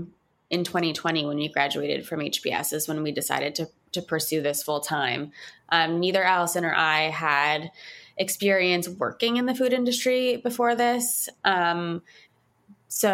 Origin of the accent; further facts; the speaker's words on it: Montreal, Quebec, Canada; moved away as an adult; now in New York City, United States; I was born and raised in Montreal